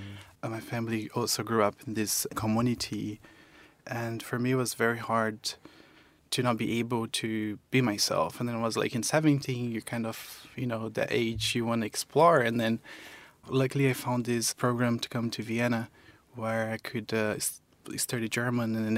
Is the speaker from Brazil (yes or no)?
yes; Campo Grande, Mato Grosso do Sul, Brazil; also born or lived in Eldorado, Mato Grosso do Sul; I actually was born in Eldorado, which is in Mato Grosso do Sul, in the border with Paraná. So I was born there, and then I grew up in Campo Grande, Mato Grosso do Sul, which is the capital